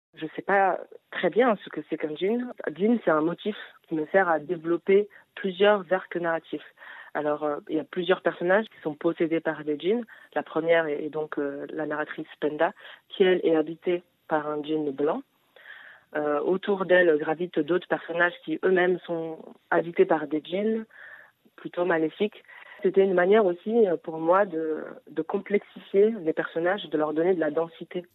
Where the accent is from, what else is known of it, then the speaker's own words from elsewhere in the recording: Paris, Île-de-France, France; Moi je suis née en France, j'ai grandi à Paris